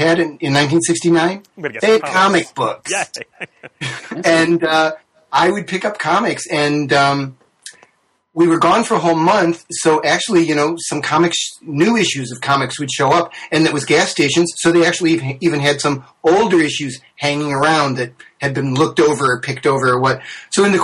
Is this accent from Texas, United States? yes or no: no; New York, United States; I grew up in New York State.